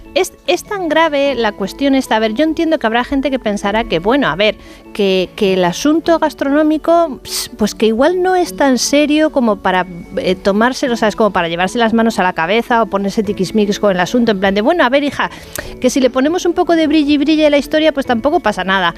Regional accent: Bilbao, Basque Country, Spain; also born or lived in León; Yo que soy de Bilbao

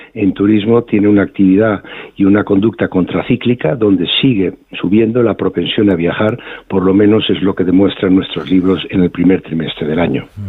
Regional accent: Spain; somos los españoles viajando por España

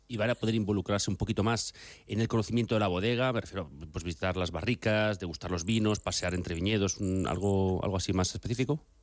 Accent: near Villatoro, Castile and León, Spain; eso está cerca de mi pueblo

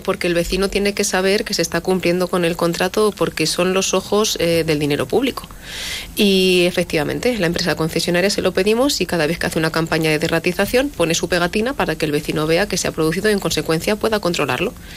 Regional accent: La Solana, Castilla-La Mancha, Spain; mi pueblo

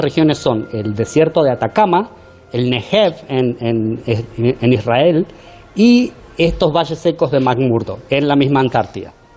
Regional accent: Argentina; accent: Argentine; now in United States; buen argentino

